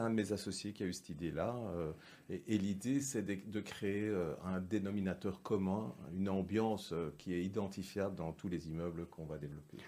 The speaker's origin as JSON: {"language": "French", "town": "Brussels", "region": "Brussels-Capital Region", "country": "Belgium", "tie": "born or raised there", "said": "Je suis né à Bruxelles. Mes parents sont déjà nés à Bruxelles"}